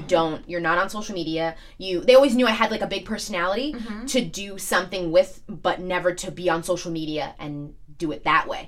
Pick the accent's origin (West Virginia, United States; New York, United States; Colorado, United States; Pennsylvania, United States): New York, United States; New York City; I'm from Staten Island, and a lot of people think I'm just from New York